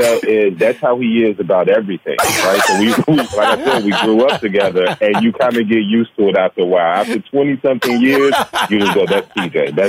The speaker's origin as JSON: {"language": "English", "town": "Gary", "region": "Indiana", "country": "United States", "tie": "born or raised there", "said": "Growing up in Gary, Indiana, we may have been considered at-risk youth."}